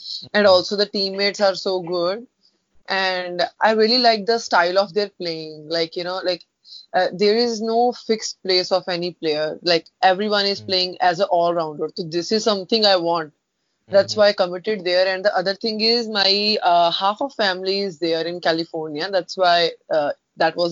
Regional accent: Punjab, India; moved away as an adult; Yeah, I'm in Punjab. So now I'm staying at my hometown.

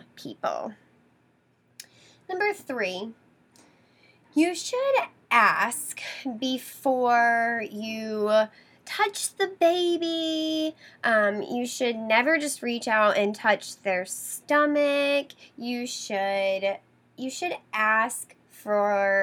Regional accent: the South, Southern United States, United States; I grew up in the Southern culture and that's how we did things

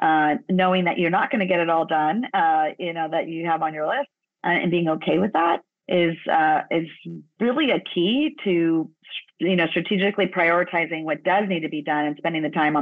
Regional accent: Los Angeles, California, United States; My mom is from El Salvador. My father is from Ecuador. Grew up down in Los Angeles, and I was born in Los Angeles.

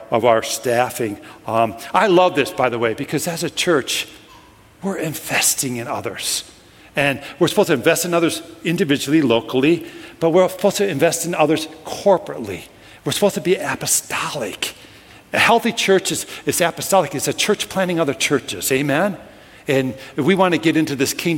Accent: Minnesota, United States; I'm from Minnesota.

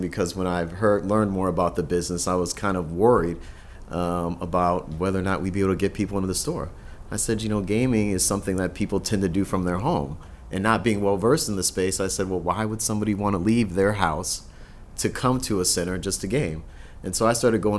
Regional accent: Minnesota, United States; also born or lived in Chicago; I grew up in Minnesota

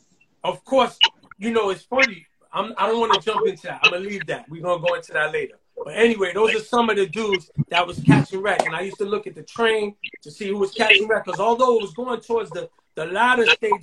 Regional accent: New York City, New York, United States; I'm from the Soundview section of the Bronx.

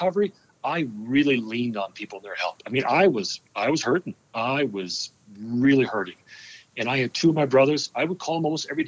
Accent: New Jersey, United States; born and raised in New Jersey

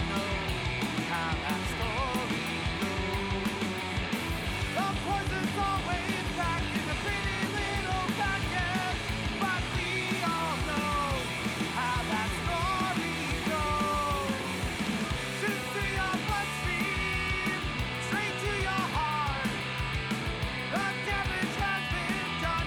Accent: Australia; me as an Australian

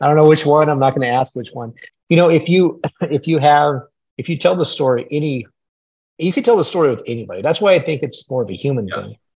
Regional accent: United States; I was raised on the Mexican U.S. border

